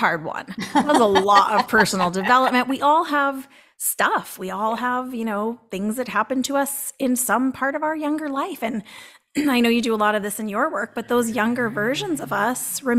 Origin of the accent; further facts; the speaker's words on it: Boston, Massachusetts, United States; I'm from Boston